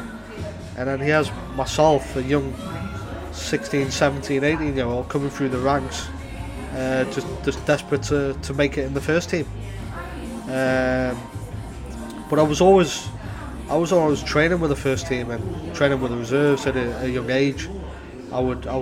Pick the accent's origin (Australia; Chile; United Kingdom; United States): United Kingdom; Newcastle upon Tyne, North East England; born or raised there; moved away as an adult; now in Amsterdam, Netherlands